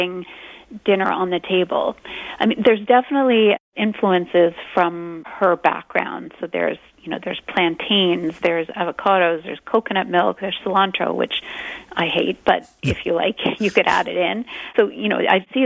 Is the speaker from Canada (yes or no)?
yes; Canada; we are Canadian